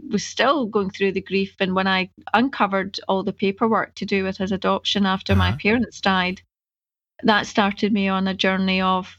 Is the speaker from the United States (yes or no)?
no; Scotland, United Kingdom; I don't want to know anything about Africa. I'm Scottish.